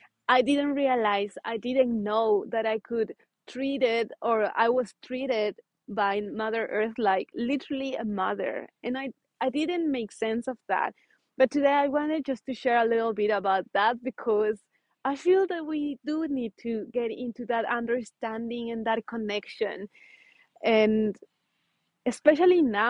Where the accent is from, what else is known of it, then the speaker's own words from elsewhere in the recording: Ecuador; moved away; I come from Ecuador, South America